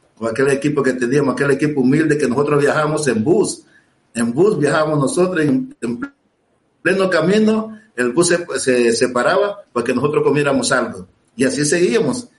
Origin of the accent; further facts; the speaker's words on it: Puerto Cortés, Cortés, Honduras; moved away as an adult; also born or lived in Torreón, Mexico; Puerto Cortés, donde yo nací. Yo a los 17 años jugué ahí